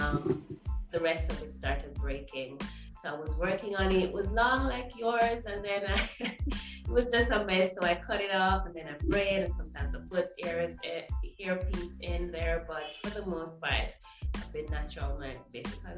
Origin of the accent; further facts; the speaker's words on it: Jamaica; I am Jamaican, still living in Jamaica.